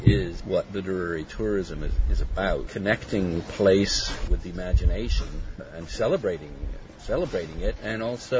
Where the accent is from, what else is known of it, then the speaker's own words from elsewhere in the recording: Canada; I felt exactly that when I walked on the beaches at Dieppe.